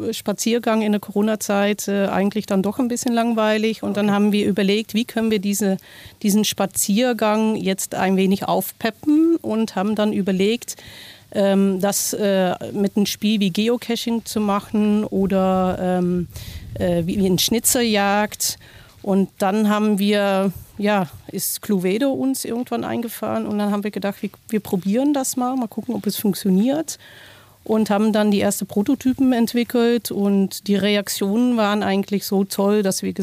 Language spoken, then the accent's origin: German; Netherlands; German is a second language; now in Kassel, Germany; Ich äh, bin Niederländerin, seit 20 Jahren jetzt äh, in Deutschland, auch 20 Jahre in Kassel